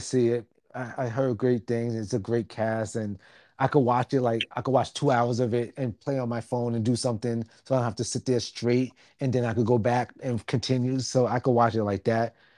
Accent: New York City, New York, United States; I'm from Staten Island

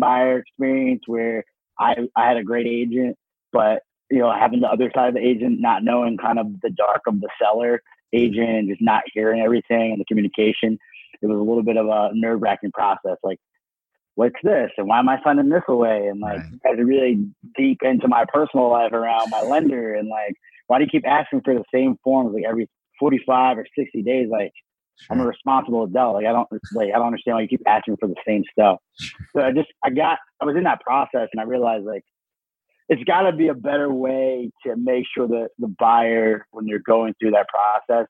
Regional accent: right outside of Philadelphia, New Jersey, United States; Grew up right outside of Philadelphia in New Jersey.

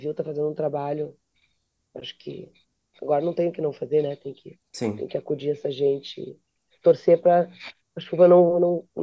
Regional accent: Rio Grande do Sul, Brazil; Como gaúcho

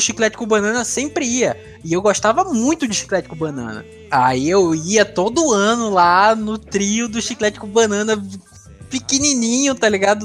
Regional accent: Maceió, Alagoas, Brazil; also born or lived in Recife / João Pessoa; eu sou, eu sou nordestino, né? Eu nasci em Recife, morei boa parte da minha vida em Maceió, mas também já morei em João Pessoa

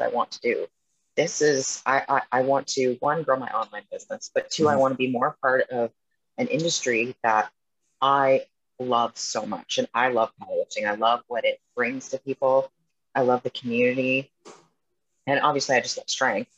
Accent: Edmonton, Alberta, Canada; moved away as an adult; now in Vancouver, United States; growing up in Edmonton

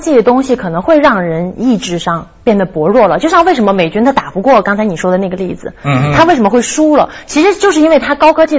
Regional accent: Guangzhou, Guangdong, China; moved away; also born or lived in Beijing; 因为我是广州人，我受的都是港台文化。

